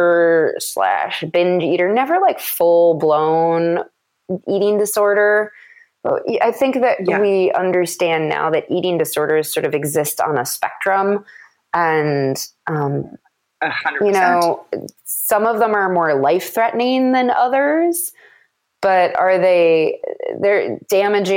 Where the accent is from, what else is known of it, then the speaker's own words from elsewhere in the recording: Madison, Wisconsin, United States; moved away; I was back in Madison, which is my hometown